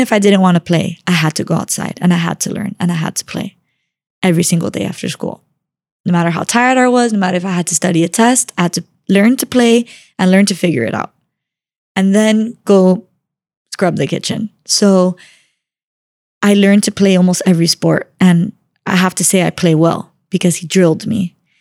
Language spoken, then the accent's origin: English; Miami, Florida, United States; I grew up in Miami, born and raised